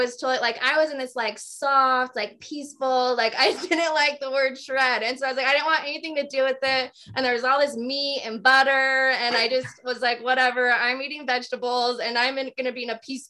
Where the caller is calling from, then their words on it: Morgan, Utah, United States; Do you know where Morgan's at?